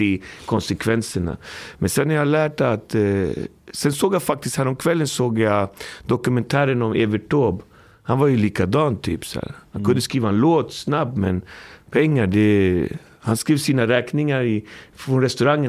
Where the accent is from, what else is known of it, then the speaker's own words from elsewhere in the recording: Alby, Stockholm County, Sweden; jag kommer från Alby, uppfostrad, uppvuxen i Alby